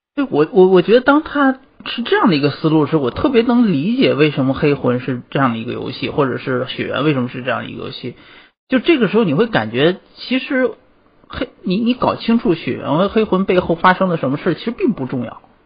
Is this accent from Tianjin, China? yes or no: yes; Tianjin, China; moved away as an adult; 我天津人，我天津也有